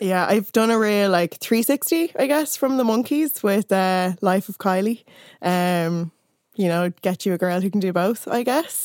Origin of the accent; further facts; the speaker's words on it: Ireland; growing up in Ireland